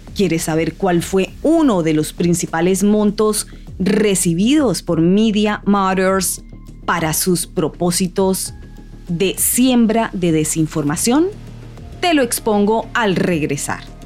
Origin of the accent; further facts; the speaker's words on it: Colombia; moved away; mi país natal, Colombia